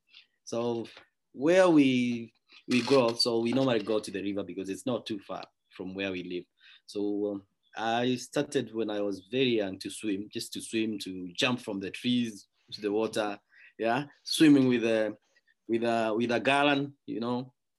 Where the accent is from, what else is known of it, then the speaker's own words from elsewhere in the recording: Kenya; So I'm actually from Kenya. I'm actually a neighbor of Savage Wilderness. It's about 500 meters from where I live to the camp. And this is where I grew up. And this is where I went to school as well.